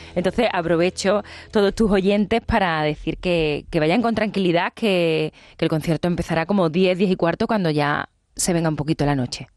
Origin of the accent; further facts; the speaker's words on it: Seville, Andalusia, Spain; es mi tierra, es ese auditorio que para mí eh, significa muchas cosas, porque yo recuerdo cuando iba de pequeña a la Academia de Adelita Domingo, que está en la Alameda